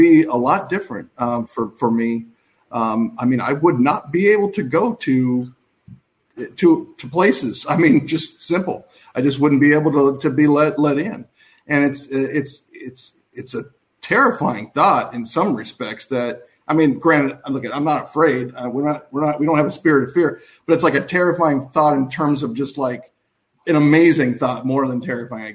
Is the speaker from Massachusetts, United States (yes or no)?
no; Southern California, United States; I grew up in Southern California